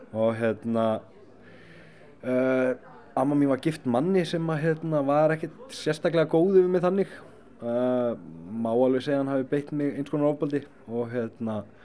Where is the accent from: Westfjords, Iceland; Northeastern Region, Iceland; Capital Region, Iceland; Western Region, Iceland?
Western Region, Iceland; Akranes; ég ólst upp upp á Skaga